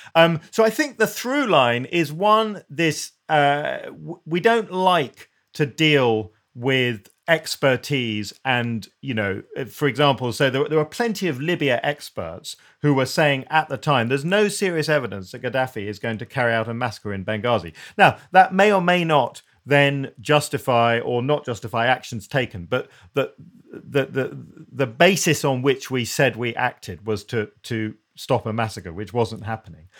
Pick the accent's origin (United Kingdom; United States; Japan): United Kingdom; we're British